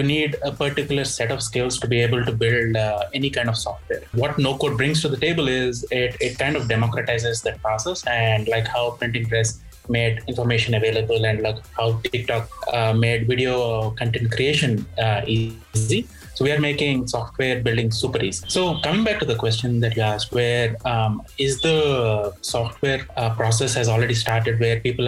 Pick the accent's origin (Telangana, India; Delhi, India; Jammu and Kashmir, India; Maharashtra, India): Telangana, India; Hyderabad; I'm from Hyderabad